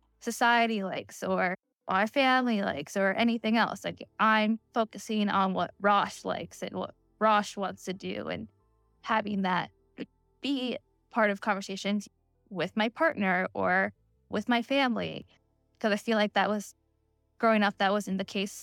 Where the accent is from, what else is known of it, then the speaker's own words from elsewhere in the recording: Pennsylvania, United States; I grew up in Pennsylvania and I was like one of the few brown kids there